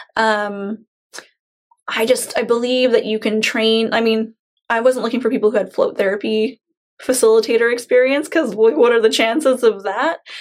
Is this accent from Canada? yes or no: yes; Chilliwack, British Columbia, Canada; Growing up in Chilliwack